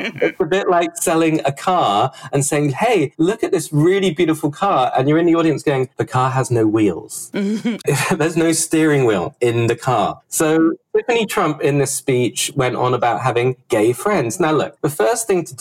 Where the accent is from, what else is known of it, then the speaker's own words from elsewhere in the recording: United Kingdom; moved away as an adult; now in United States; the time I grew up in Britain, as you can tell by the accent